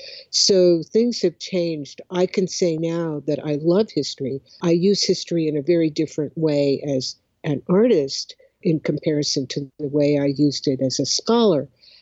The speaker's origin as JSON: {"language": "English", "town": "Oakland", "region": "California", "country": "United States", "tie": "born or raised there", "said": "I grew up in Oakland, California. I grew up in a left-leaning family. My parents were originally from Houston, Texas"}